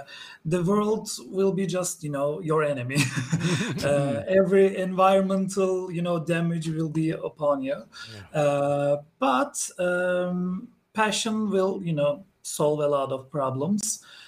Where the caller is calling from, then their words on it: Istanbul, Turkey; I'm in Istanbul, Turkey right now.